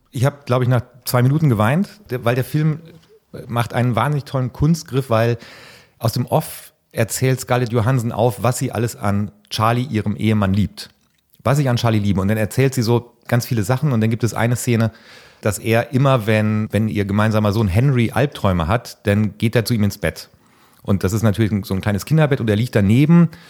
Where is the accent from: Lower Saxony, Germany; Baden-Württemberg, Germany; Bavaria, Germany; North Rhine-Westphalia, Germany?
North Rhine-Westphalia, Germany; für mich als Ostwestfale